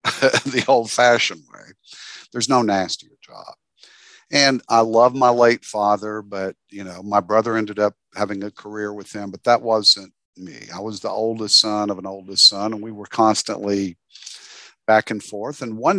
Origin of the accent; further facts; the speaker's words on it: Paris, Tennessee, United States; I'm from Paris.